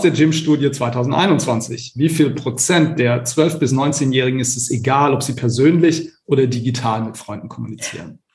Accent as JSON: {"language": "German", "region": "Baden-Württemberg", "country": "Germany", "said": "in Baden-Württemberg, wo ich herkomme"}